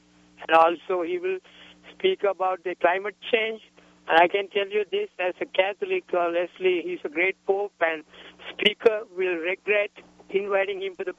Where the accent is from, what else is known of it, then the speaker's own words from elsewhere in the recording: Sri Lanka; now in New Mexico, United States; I was born in Sri Lanka. He went to Sri Lanka. He's coming here to the country of my adoption.